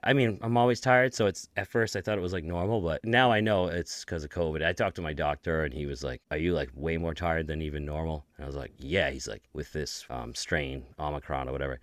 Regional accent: Lynn, Massachusetts, United States; my hometown of Lynn, Massachusetts

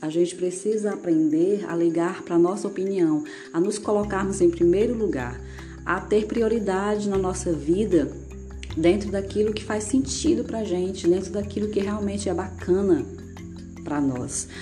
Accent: Ceará, Brazil; cearense completamente apaixonada pela minha terrinha, minha terra do sol

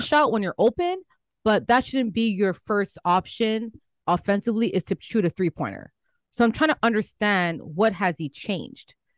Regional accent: Canada; as a Canadian

